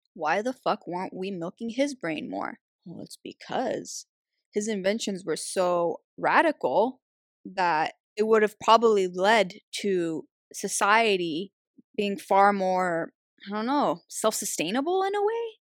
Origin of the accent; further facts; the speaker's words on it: Algeria; I'm from Algeria